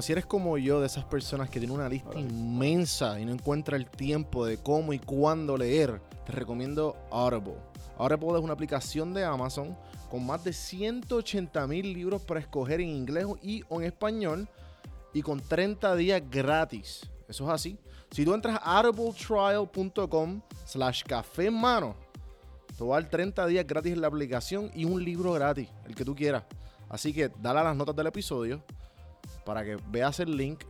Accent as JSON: {"language": "Spanish", "country": "Puerto Rico", "moved": "as an adult", "lives_now": "Atlanta, United States", "said": "yo como puertorriqueño, identificándome en 100%"}